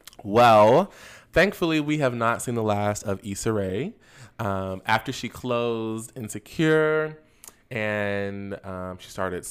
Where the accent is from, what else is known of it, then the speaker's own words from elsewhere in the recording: Florida, United States; I'm from Florida, so I know.